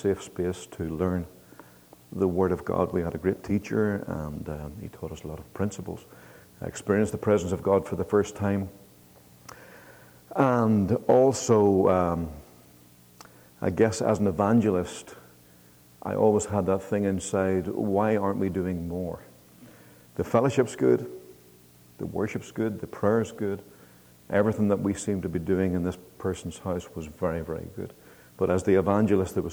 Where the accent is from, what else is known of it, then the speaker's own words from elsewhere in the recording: Northern Ireland, United Kingdom; I'm from Northern Ireland